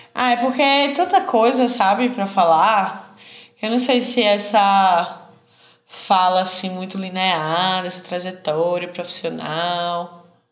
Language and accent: Portuguese; Garanhuns, Pernambuco, Brazil; moved away as an adult; also born or lived in Recife, Brazil; now in Minas Gerais, Brazil; Nasci com minha família situada em Garanhuns, né? Em, em pleno, no auge dos anos 90